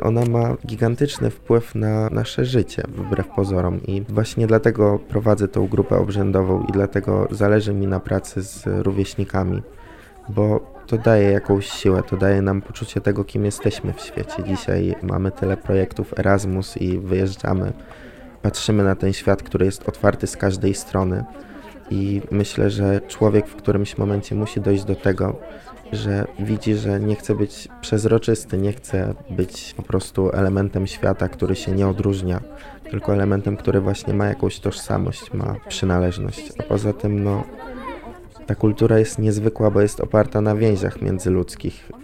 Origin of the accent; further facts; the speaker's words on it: Bazar, Lublin Voivodeship, Poland; pochodzę ze wsi, w której mieszkał Jan III Sobieski i w której spędzał miesiąc miodowy z Marysieńką